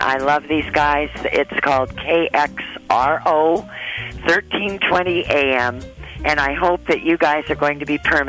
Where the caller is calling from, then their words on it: Aberdeen, Washington, United States; I'm calling from Aberdeen, Washington.